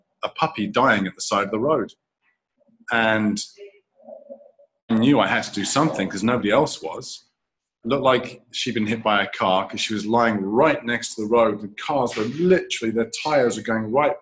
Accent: England, United Kingdom; moved away as an adult; now in Taiwan; I'm an Englishman and I've been here 19 years now

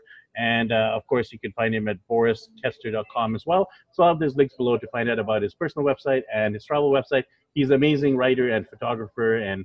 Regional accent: Vancouver, British Columbia, Canada; back in my hometown of Vancouver, BC, Canada

